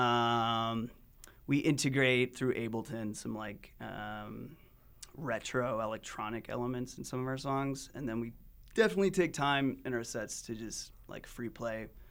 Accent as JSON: {"language": "English", "town": "Salt Lake City", "region": "Utah", "country": "United States", "moved": "yes", "said": "I'm from Utah, Salt Lake City originally, and I left for about a decade and came back"}